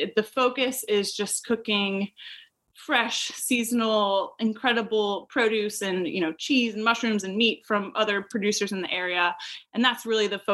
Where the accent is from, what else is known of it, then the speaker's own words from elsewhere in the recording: St. Louis, Missouri, United States; moved away as an adult; also born or lived in Virginia; now in Raleigh-Durham, United States; I am actually from the Midwest originally, from the suburbs of St. Louis